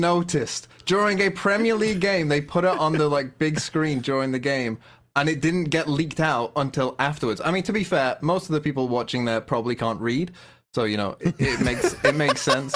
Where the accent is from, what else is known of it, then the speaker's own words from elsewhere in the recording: United Kingdom; also born or lived in Wolverhampton area; as a British person who lives fairly close to Wolves